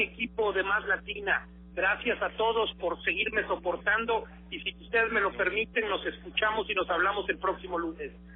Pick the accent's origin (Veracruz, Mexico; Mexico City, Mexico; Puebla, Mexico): Veracruz, Mexico; Jalapa que es mi capital